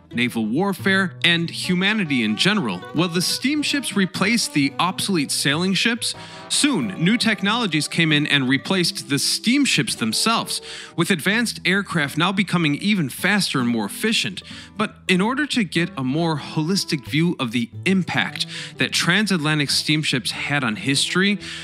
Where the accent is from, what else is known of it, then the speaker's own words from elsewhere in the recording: United States; moved away as an adult; now in Europe; I'm an American who moved back to Europe after three generations